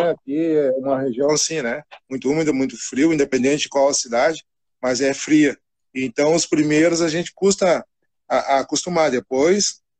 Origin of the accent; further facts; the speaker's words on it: Cachoeira do Sul, Rio Grande do Sul, Brazil; now in Chapecó, Brazil; eu sou gaúcho, do Rio Grande do Sul, eu sou natural de Cachoeira do Sul, né, no Rio Grande do Sul, e, e, hoje eu resido na minha residência, moro em Chapecó, Santa Catarina.